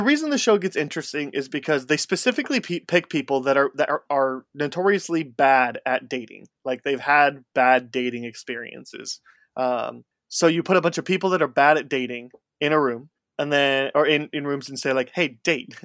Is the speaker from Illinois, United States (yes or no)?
yes; outside Chicago, Illinois, United States; I grew up just outside Chicago